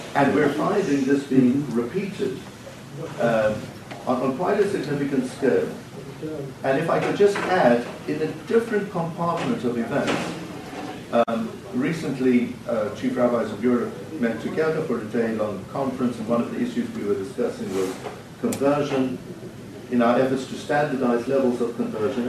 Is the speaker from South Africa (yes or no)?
yes; Cape Town, Western Cape, South Africa; as a 10-year-old child in South Africa, growing up in Cape Town